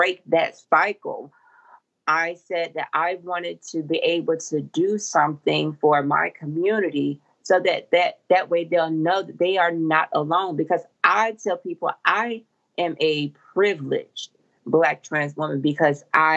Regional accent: Macon, Georgia, United States; now in Atlanta, United States; here in Atlanta and also in my hometown, Macon

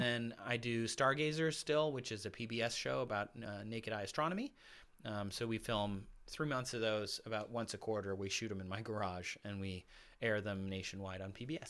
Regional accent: Michigan, United States; now in Los Angeles, United States; my family's in Michigan still in the house I grew up in, my parents.

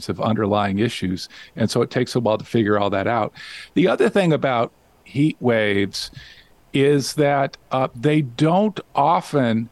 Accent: Las Vegas, Nevada, United States; now in Whidbey Island, United States; I grew up in Las Vegas. I was born in Las Vegas

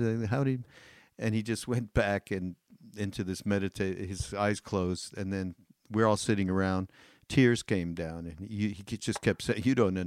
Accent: Montreal, Quebec, Canada; I grew up as Jewish in Montreal, in Canada

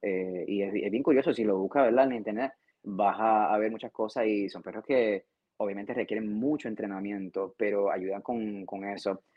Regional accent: Puerto Rico; moved away as an adult; yo soy de Puerto Rico y cuando estaba en, Puerto Rico, eh, en, nuestro país

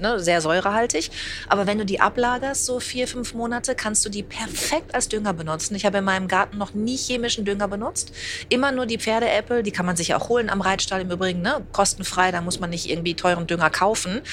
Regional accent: Bad Salzuflen, Teutoburg Forest, North Rhine-Westphalia, Germany; moved away as an adult; also born or lived in Münster / Hamburg; Ich bin also ja in Bad Springer aufgewachsen, in Ostwestfalen, am Teutoburger Wald

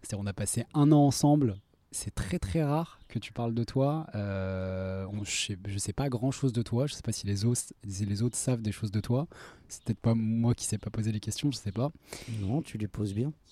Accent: Lyon, Auvergne-Rhône-Alpes, France; moved away as an adult; grandi à Lyon jusqu'à voilà, l'âge de 20 ans.

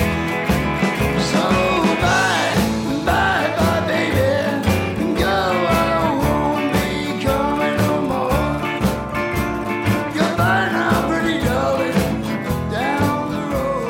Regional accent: Massapequa, New York, United States; moved away as an adult; also born or lived in England; now in West Hollywood, United States; We're all from Massapequa on Long Island, and we formed in school, just out of school

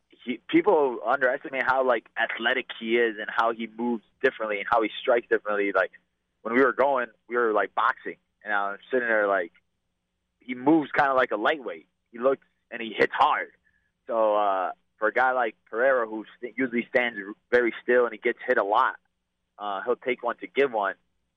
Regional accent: Chicago, Illinois, United States; bro, we're both from Chicago.

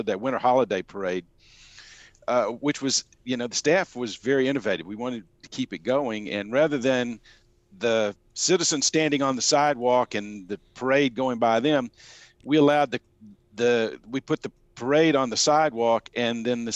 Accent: Birmingham, Alabama, United States; now in Sandy Springs, United States; I grew up in Birmingham, Alabama, the 1950s and 60s.

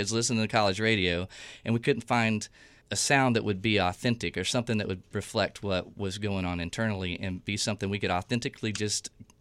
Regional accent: East Texas, United States; moved away as an adult; also born or lived in Atlanta; what I grew up under in Southern Baptist East Texas

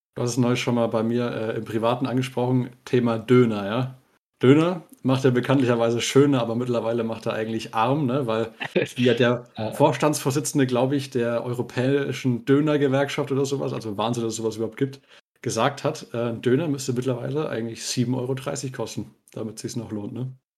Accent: Bavaria, Germany; wir sind ja aus Bayern

